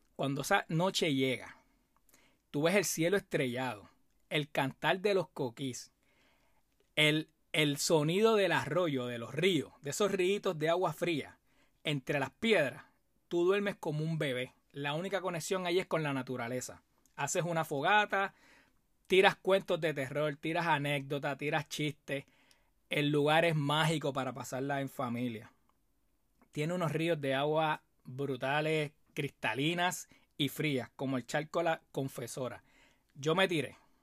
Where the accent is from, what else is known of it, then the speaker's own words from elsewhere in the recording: Puerto Rico; como buen puertorriqueño